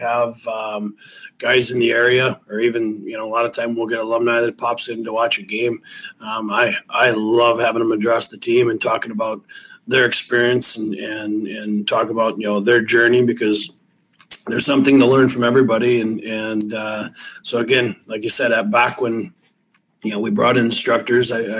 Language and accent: English; River Rouge, Michigan, United States; I grew up in River Rouge